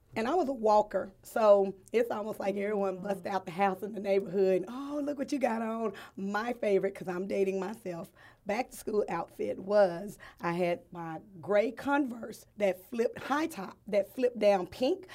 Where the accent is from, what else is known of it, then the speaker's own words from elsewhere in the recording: Fort Worth, Texas, United States; growing up in Fort Worth, you think it's a, a larger area